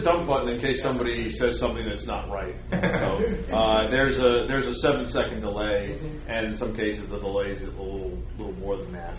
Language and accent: English; New York City, New York, United States; I was a New York kid. I was born and raised in Brooklyn